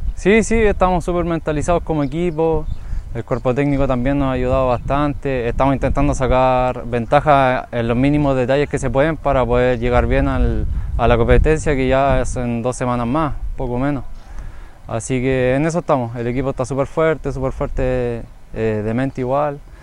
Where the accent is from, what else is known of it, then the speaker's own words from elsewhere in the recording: Valparaíso, Chile; moved away as an adult; now in Linares, Chile; Vengo de Curauma, Valparaíso, de mi equipo anterior, Huachipato